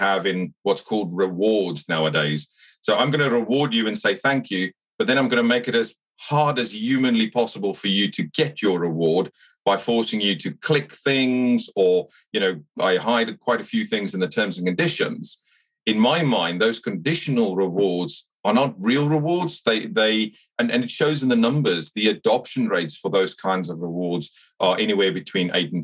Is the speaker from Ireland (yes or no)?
no; South Africa; accent: South African twang; moved away as an adult; also born or lived in Canada / Singapore / Hong Kong; now in United Kingdom; I grew up in South Africa, so you'll pick up a bit of a twang.